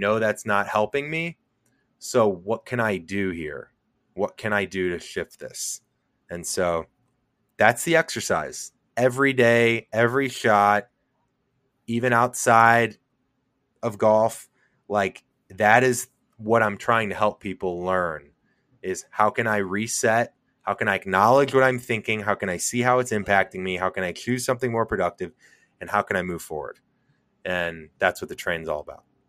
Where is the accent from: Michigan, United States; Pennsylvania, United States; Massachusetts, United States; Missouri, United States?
Missouri, United States; St. Louis; I'm from Saint Louis